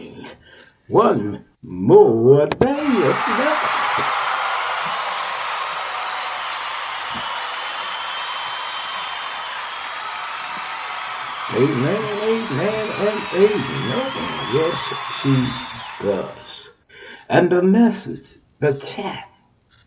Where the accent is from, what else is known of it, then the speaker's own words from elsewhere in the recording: Texas, United States; Texas, my home state